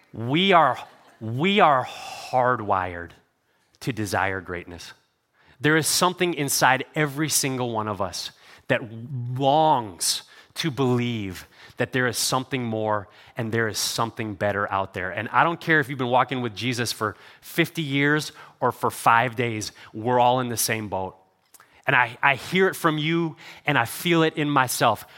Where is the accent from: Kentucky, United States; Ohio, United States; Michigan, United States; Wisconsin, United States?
Ohio, United States; Cleveland; I grew up in Cleveland